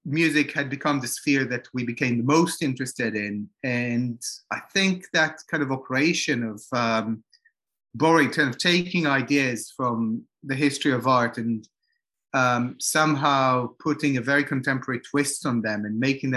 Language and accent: English; Jerusalem, Jerusalem District, Israel; now in London, United Kingdom; we're from Jerusalem rather than Israel